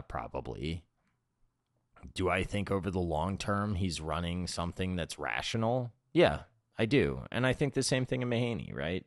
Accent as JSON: {"language": "English", "region": "South Florida", "country": "United States", "tie": "born or raised there", "said": "I grew up in South Florida"}